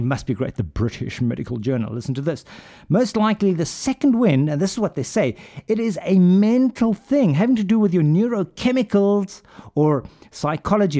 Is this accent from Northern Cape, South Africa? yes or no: no; Pretoria, Gauteng, South Africa; moved away; also born or lived in United Kingdom; I grew up in Pretoria